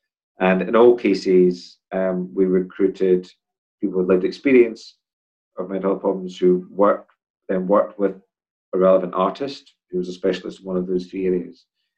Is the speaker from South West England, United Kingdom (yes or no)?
no; Edinburgh, Scotland, United Kingdom; In Edinburgh. Place called Portobello.